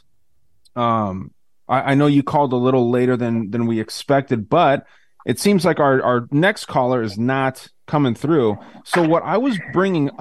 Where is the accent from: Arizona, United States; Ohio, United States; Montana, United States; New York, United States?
Arizona, United States; Tucson; I'm out of Tucson, lived here my whole life.